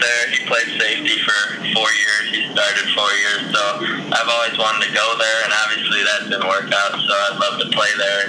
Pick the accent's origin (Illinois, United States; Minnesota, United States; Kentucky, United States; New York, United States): Illinois, United States; Arlington Heights; Northwest suburb. It's around 30 minutes outside of Chicago. It's called Arlington Heights.